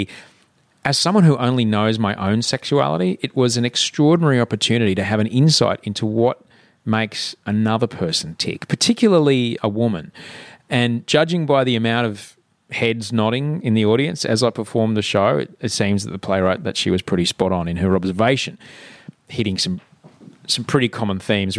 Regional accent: Brisbane, Queensland, Australia; born or raised there

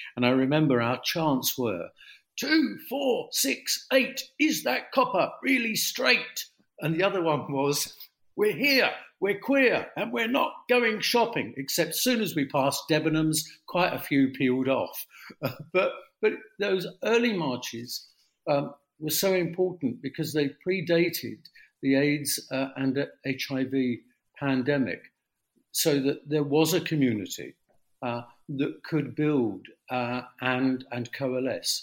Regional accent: London, United Kingdom; I grew up in the East End amazing East End of the 1950s.

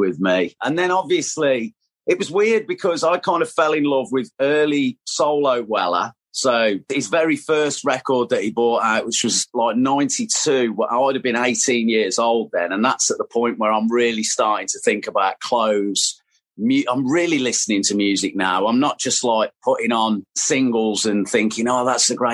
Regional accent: Tamworth, West Midlands, United Kingdom; my hometown, which was Tamworth

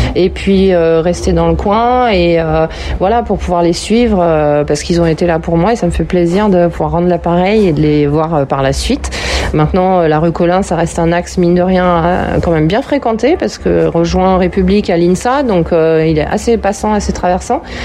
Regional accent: Villeurbanne, Auvergne-Rhône-Alpes, France; born or raised there

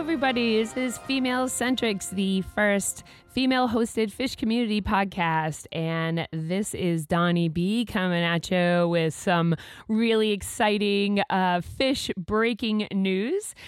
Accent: Massachusetts, United States; now in Maine, United States; I'm a transplant myself. I'm from Mass

